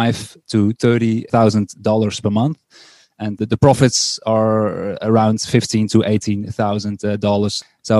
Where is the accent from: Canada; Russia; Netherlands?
Netherlands; English is a second language; I'm from the Netherlands